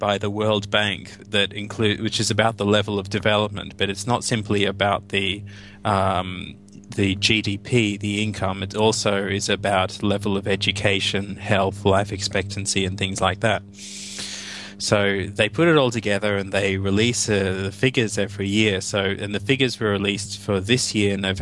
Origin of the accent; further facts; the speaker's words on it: Australia; I'm speaking as an Australian